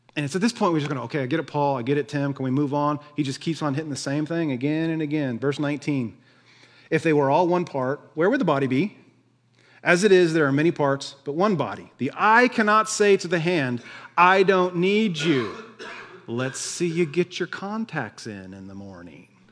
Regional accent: United States; we're Americans

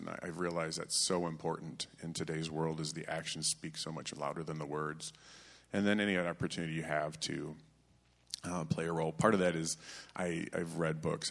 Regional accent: Vassar, Michigan, United States; I grew up in the Frankenmuth, Michigan area of Vassar, Michigan

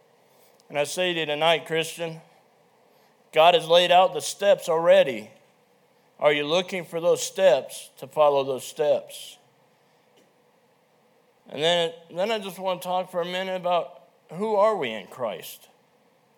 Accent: Lead, South Dakota, United States; we grew up in Lead.

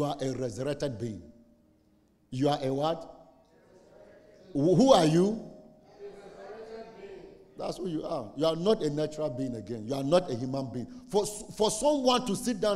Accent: Saboba, Northern Region, Ghana; I'm from Saboba. How many of you know Saboba? Northern Ghana

